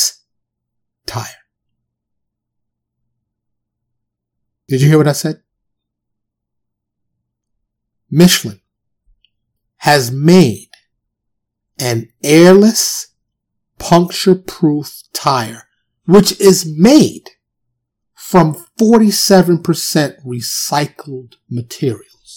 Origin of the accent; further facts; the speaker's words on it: New York City, New York, United States; moved away as an adult; also born or lived in California / Florida; now in Dallas, United States; I'm from New York, born and raised